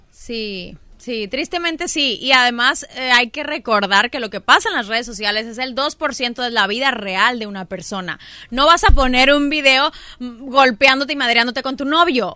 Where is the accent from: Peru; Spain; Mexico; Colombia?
Mexico; Culiacán, Sinaloa; moved away as an adult; also born or lived in Mexico City; Soy de Sinaloa, soy culichi. Eh, me voy a la Ciudad de México a estudiar mi carrera de actuación